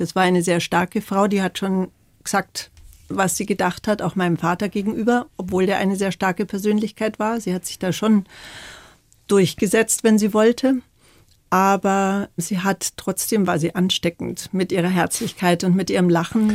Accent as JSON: {"language": "German", "town": "Bolzano", "region": "Trentino-Alto Adige", "country": "Italy", "tie": "born or raised there", "said": "Ich bin ja in Bozen geboren, mhm. im Gräserhof"}